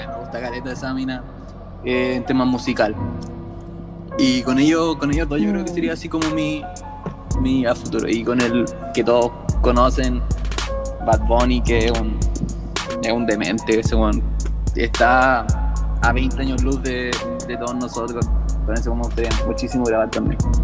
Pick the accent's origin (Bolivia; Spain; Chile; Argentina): Chile; Valparaíso; soy de Valparaíso, de Chile